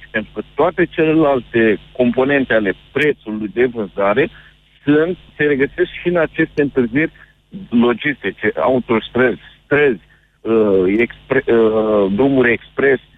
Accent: Iași, Iași County, Romania; Eu sunt din Iași da.

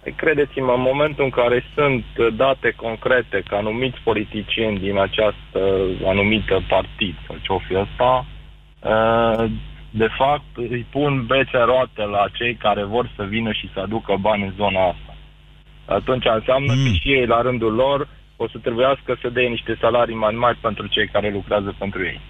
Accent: Székely Land, Romania; noi secui zicem că suntem un pic diferiți de unguri

